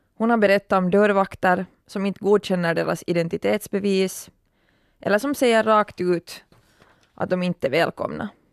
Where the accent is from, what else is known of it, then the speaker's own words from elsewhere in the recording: Turku, Southwest Finland, Finland; min hemstad Åbo